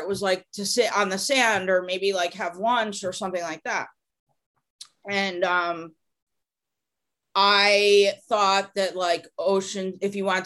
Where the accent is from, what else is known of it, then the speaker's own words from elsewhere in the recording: Connecticut, United States; now in California, United States; growing up in Connecticut, I went to like camps that were on lakes.